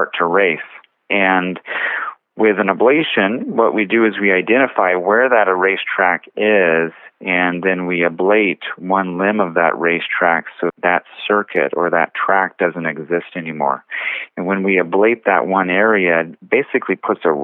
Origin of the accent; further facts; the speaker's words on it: Bakersfield, California, United States; moved away as an adult; also born or lived in Los Angeles / Hawaii; I was born and raised here in Bakersfield, and so I'm happy to be back home